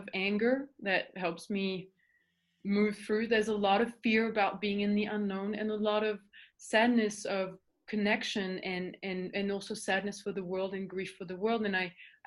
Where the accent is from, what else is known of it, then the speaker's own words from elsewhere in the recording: Paris, Île-de-France, France; English is a second language; moved away; I was born in Paris and I was a professional swimmer for 10 years.